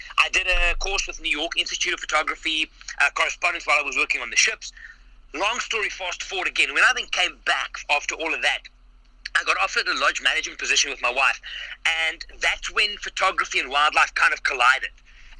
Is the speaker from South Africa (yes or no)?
yes; Johannesburg, Gauteng, South Africa; I am from Johannesburg, South Africa